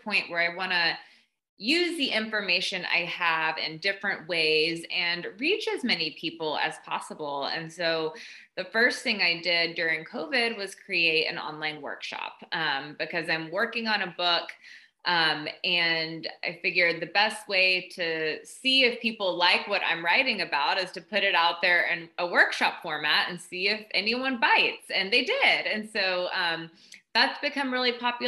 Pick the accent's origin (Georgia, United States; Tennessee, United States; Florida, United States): Tennessee, United States; Southeast; moved away as an adult; also born or lived in Austin, Texas; I grew up in Southeast Tennessee in a kind of a small town, very conservative